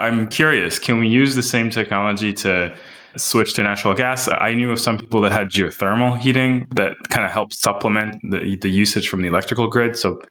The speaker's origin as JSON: {"language": "English", "town": "Montreal", "region": "Quebec", "country": "Canada", "tie": "born or raised there", "said": "I grew up in Montreal, Canada"}